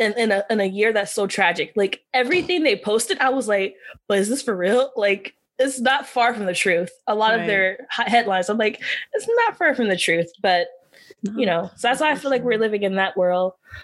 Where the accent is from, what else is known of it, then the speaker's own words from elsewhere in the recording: Georgia, United States; Georgia. That's my home state, you know, Peach State, holding it down.